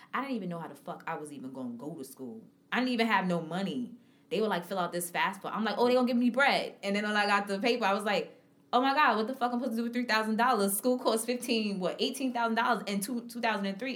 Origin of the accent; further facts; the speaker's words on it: New York City, New York, United States; I'm from Harlem